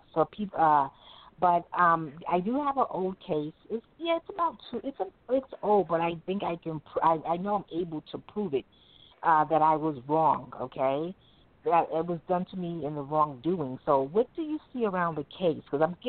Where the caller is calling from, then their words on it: New York, United States; I'm calling from New York.